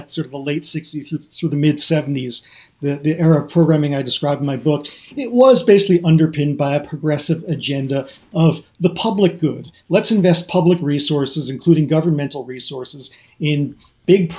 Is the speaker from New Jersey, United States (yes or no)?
yes; New Jersey, United States; I grew up in New Jersey in the orbit of New York